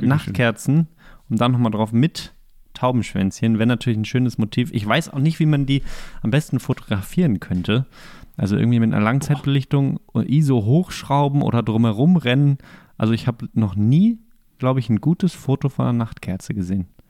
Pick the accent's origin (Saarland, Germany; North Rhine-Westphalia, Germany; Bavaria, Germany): North Rhine-Westphalia, Germany; Bochum; now in Greifswald, Germany; in Bochum, wo ich herkomme